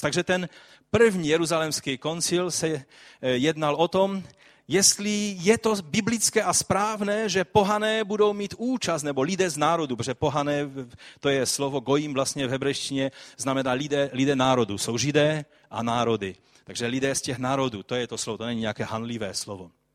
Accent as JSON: {"language": "Czech", "region": "Silesia", "country": "Czechia", "said": "jak se říká tady u nás na Slesku"}